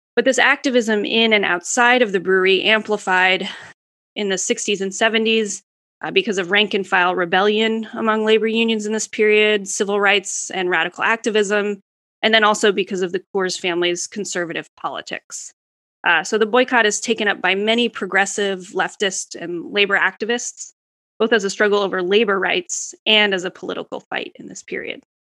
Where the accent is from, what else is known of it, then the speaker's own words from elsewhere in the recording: Boulder, Colorado, United States; moved away as an adult; I grew up in Colorado, in, in Boulder, Colorado